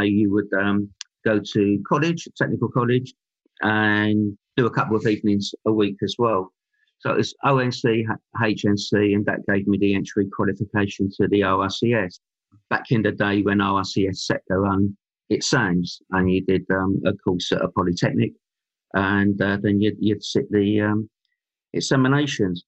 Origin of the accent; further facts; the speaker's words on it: London, United Kingdom; moved away as an adult; now in Stroud, United Kingdom; I'm a London boy, and born and bred in London. I lived there till my mid-30s